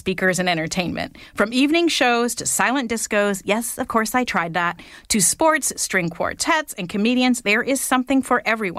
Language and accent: English; Canada